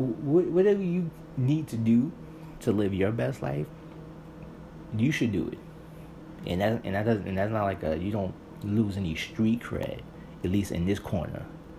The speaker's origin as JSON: {"language": "English", "town": "New York City", "region": "New York", "country": "United States", "said": "native New Yorkers"}